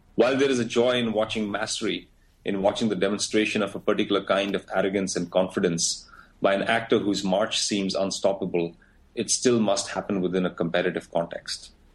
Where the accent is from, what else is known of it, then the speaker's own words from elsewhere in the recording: India; moved away as an adult; now in United States; when I wanted to find work, I looked for work in my country, but when I didn't find it, I looked elsewhere. I applied for a visa. I came to the States. I live in the States